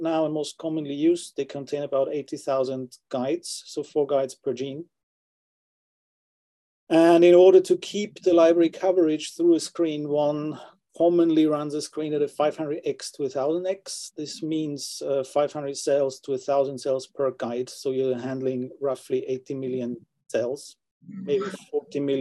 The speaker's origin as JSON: {"language": "English", "country": "Austria", "also_born_or_lived": "London, United Kingdom / Oxford, United Kingdom", "moved": "as an adult", "lives_now": "Sweden", "said": "I'm originally from Austria"}